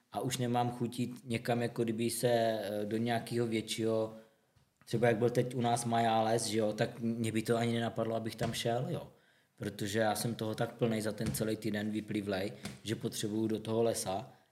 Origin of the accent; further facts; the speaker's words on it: Zlín, Zlín Region, Czechia; u nás ve Zlíně